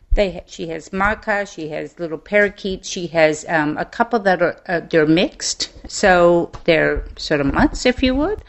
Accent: Maine, United States; moved away as an adult; now in Mobile, Alabama, United States; I grew up in Maine, so I'm a Yankee.

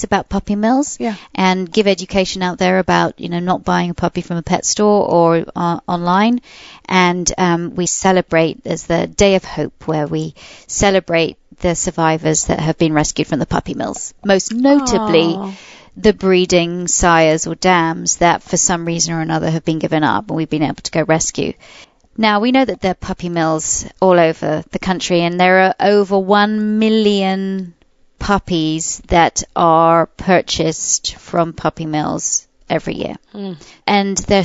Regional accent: England, United Kingdom; now in United States; I was brought up in England

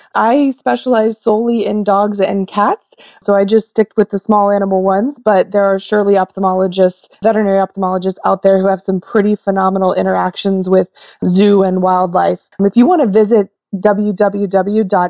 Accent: Oklahoma, United States; moved away as an adult; also born or lived in Kansas / Michigan / Pennsylvania; now in Levittown, United States; I was born and raised in Oklahoma

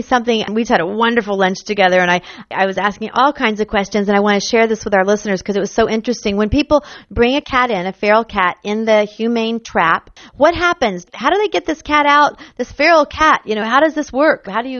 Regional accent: Jacksonville, Florida, United States; moved away; I grew up in Jacksonville. I don't know if all my listeners know this, but this is my hometown.

